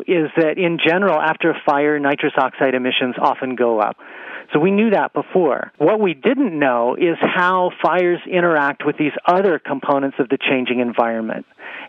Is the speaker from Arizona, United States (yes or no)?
yes; Arizona, United States; The Wallow Fire in my home state, Arizona, has burned over 450,000 acres.